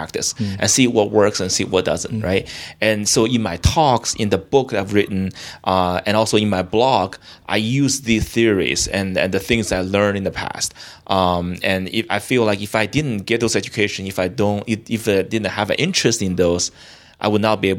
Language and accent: English; Beijing, China; moved away as an adult; now in United States; I grew up in China, and I came from the biggest city in China. Well, second biggest city, Beijing, right?